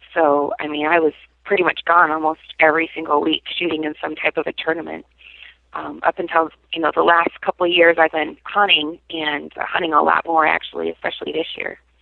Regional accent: Salt Lake City, Utah, United States; moved away as an adult; also born or lived in New York; now in Buffalo, United States; I grew up in Salt Lake

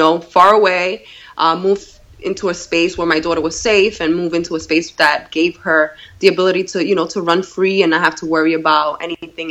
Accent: New York City, New York, United States; also born or lived in Puerto Rico; now in Brewster, New York, United States; When I was 9 years old, and I grew up in the Bronx

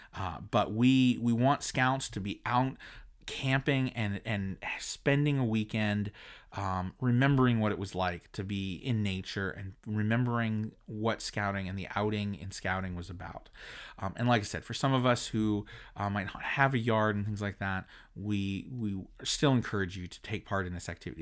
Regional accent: United States; as an American

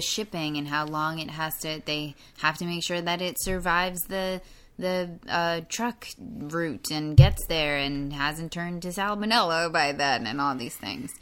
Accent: New York, United States; I'm from New York

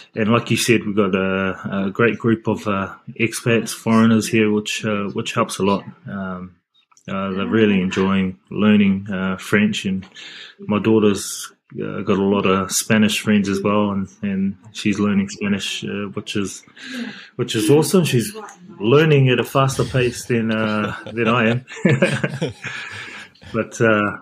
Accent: Papakura, Auckland, New Zealand; moved away as an adult; also born or lived in Japan; now in France; Growing up in Papakura, I had a group of friends where we would always play touch after school at the local park

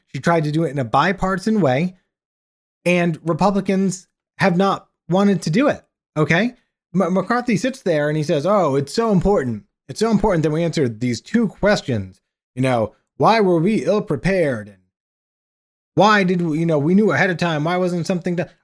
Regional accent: United States

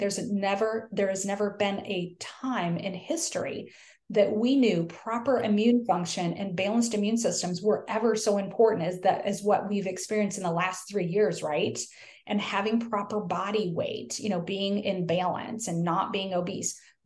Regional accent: the North, United States; now in the South, United States; I live in the South now. I'm from the North

